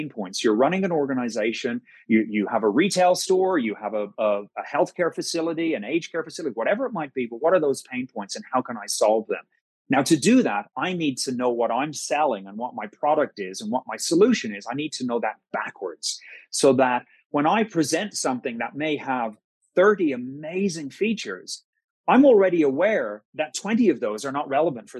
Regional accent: Ireland; being Irish

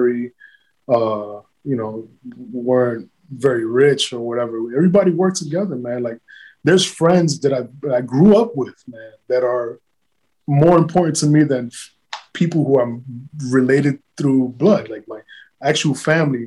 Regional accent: New York City, New York, United States; now in Miami, United States; I grew up in the South Bronx

